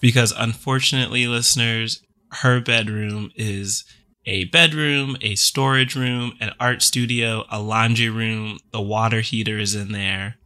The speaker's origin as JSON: {"language": "English", "region": "the South", "country": "United States", "tie": "born or raised there", "said": "growing up in the South"}